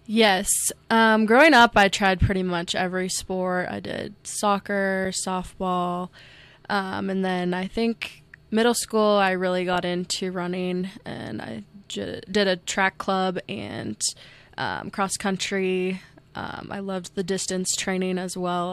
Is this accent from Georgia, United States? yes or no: no; Ames, Iowa, United States; now in Rapid City, United States; I grew up in Ames, Iowa, um, with my parents and two older brothers